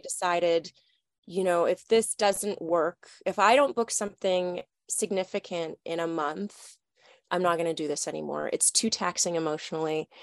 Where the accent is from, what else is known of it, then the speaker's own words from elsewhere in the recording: Toronto, Ontario, Canada; I'm from Toronto, Canada